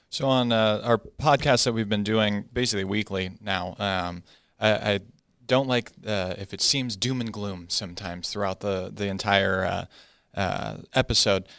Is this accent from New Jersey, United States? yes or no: no; Arizona, United States; I'm from Arizona